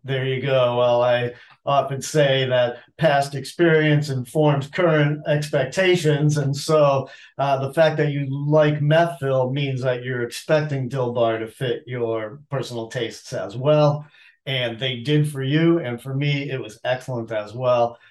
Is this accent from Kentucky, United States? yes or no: no; Boston, Massachusetts, United States; moved away as an adult; now in Asheville, United States; I grew up in Boston